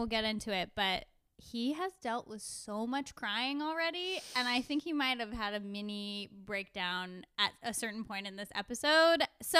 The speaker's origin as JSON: {"language": "English", "town": "Agoura Hills", "region": "California", "country": "United States", "tie": "born or raised there"}